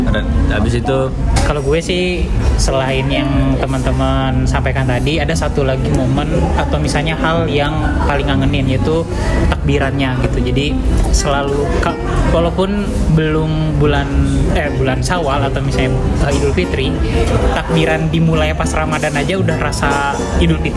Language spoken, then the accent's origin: Indonesian; Padang, West Sumatra, Indonesia; Kan kampung gue di Sumbar di Padang.